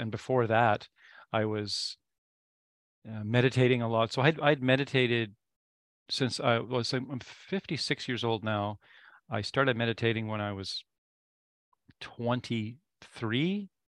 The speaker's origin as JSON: {"language": "English", "region": "British Columbia", "country": "Canada", "tie": "born or raised there", "also_born_or_lived": "Nova Scotia / Ontario / Quebec / Alberta", "said": "So I was born in Nova Scotia. And we moved every 2.5 years. So I lived in Nova Scotia. I lived in Ontario. I lived in Quebec. I lived in Alberta. And then he ended up retiring in British Columbia."}